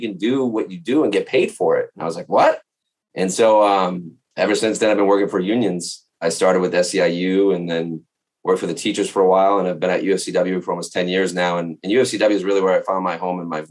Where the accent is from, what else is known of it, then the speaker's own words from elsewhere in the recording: Boston, Massachusetts, United States; I grew up in Boston, and even though I grew up in working class Boston